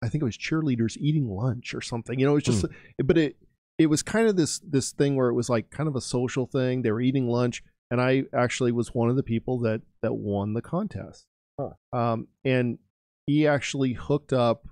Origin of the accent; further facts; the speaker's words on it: California, United States; growing up, I grew up in California